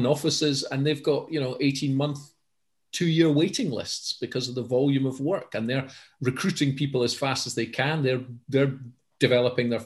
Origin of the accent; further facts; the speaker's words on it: Edinburgh, Scotland, United Kingdom; my hometown of Edinburgh